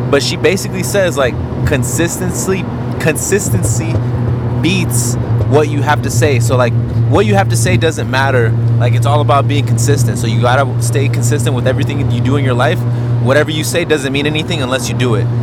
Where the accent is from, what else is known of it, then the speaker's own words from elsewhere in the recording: Hollywood, Florida, United States; I'm from Hollywood, Florida.